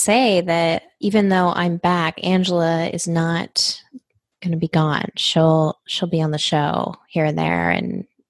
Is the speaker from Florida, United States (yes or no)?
no; Southern California, United States; accent: Southern California; I've lived in California since I was 10 years old